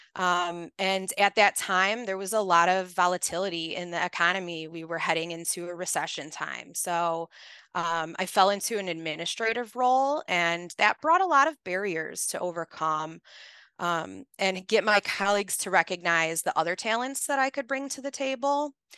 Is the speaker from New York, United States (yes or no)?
no; Chicago, Illinois, United States; I'm born and raised in Chicago, I'm from the Northwest side, and I grew up in a very blue collar neighborhood